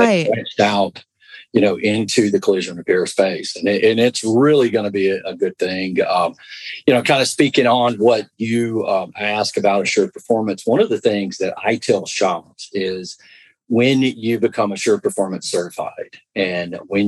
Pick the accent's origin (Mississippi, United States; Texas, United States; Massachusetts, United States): Mississippi, United States; Southwest; I'm from Southwest Mississippi